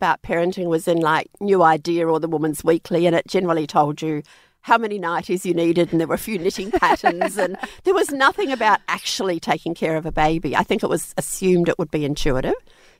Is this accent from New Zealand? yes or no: yes; New Zealand; I'm actually from New Zealand originally, but we moved over there.